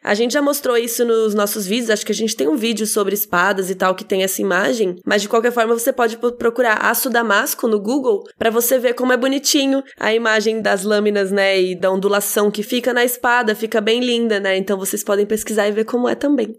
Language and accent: Portuguese; Brazil; a gente é brasileiro